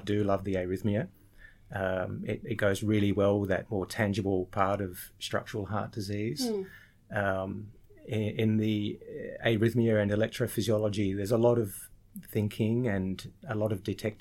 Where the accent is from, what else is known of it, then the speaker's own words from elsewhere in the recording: Sydney, New South Wales, Australia; also born or lived in Lake Macquarie; I'm a local to Sydney. I grew up in Sydney. I spent some time up on Lake Macquarie as well and going to high school up there